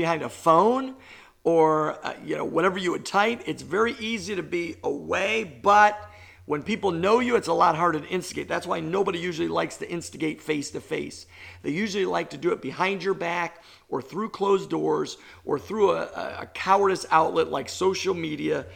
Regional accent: New York, United States; I'm a New Yorker

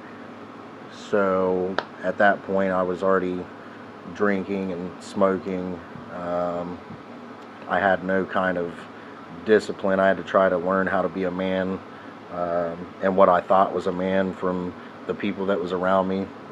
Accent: Columbus Circleville area, Ohio, United States; also born or lived in Ashville, Ohio; I come from the Columbus Circleville area. I grew up in a broken home.

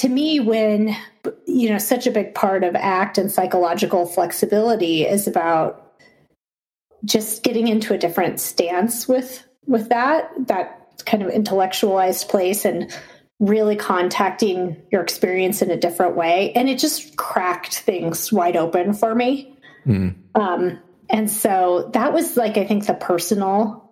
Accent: Boulder, Colorado, United States; I grew up in Boulder, Colorado, and I went to college in Boulder

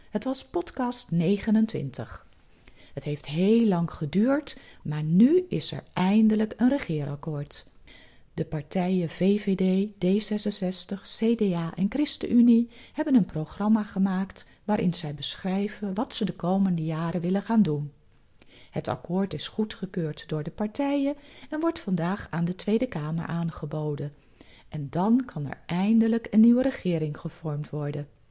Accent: Netherlands; Als Nederlanders

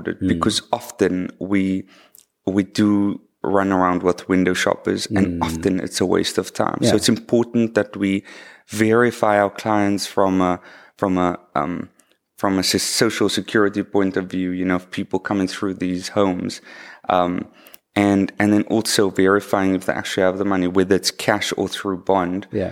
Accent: Cape Town, Western Cape, South Africa; also born or lived in Hermanus; I was actually born in the southern suburbs. I went to school there as well.

